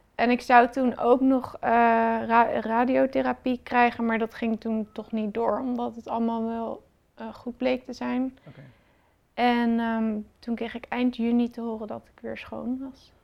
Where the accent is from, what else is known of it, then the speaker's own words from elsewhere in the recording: Rotterdam, South Holland, Netherlands; ik kom uit Rotterdam